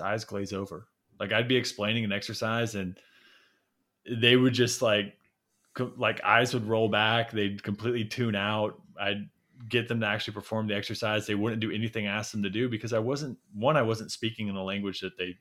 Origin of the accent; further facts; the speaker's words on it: Midwest, United States; growing up in the Midwest